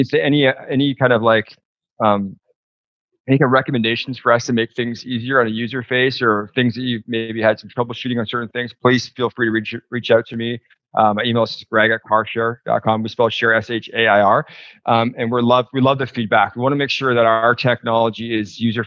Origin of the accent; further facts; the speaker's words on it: Toronto, Ontario, Canada; also born or lived in United States; now in British Columbia, Canada; I grew up in Toronto, but I've lived in BC for almost 20 years, going back and forth to the US.